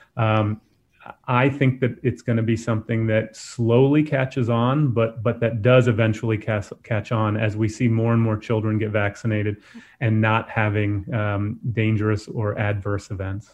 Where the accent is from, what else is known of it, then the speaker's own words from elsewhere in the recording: Florida, United States; I'm from Florida